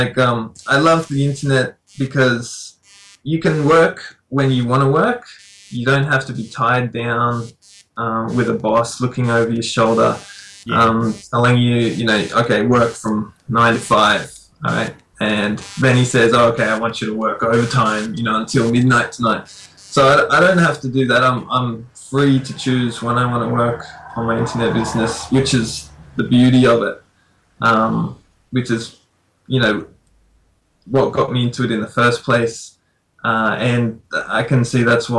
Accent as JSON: {"language": "English", "country": "Australia", "moved": "yes", "lives_now": "Fukushima, Japan", "said": "I'm Australian."}